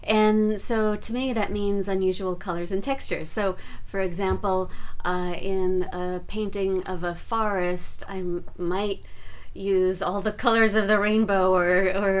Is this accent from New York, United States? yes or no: yes; New York City, New York, United States; moved away as an adult; now in Northern California, United States; I was born and raised in New York